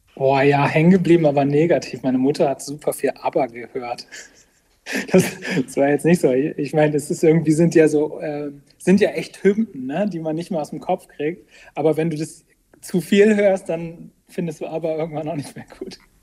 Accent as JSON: {"language": "German", "town": "Bremerhaven", "region": "Bremen", "country": "Germany", "tie": "born or raised there", "lives_now": "Bremen, Germany", "said": "gebürtiger Bremerhavener und dann jetzt in äh, Bremen äh, wohne ich."}